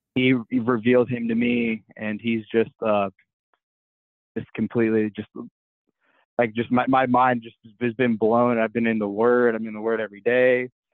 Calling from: Columbus, Ohio, United States; I'm calling in from Columbus, Ohio

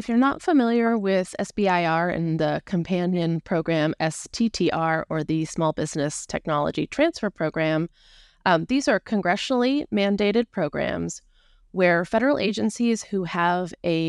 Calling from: Olympia, Washington, United States; I'm in Olympia, Washington, just south of Seattle.

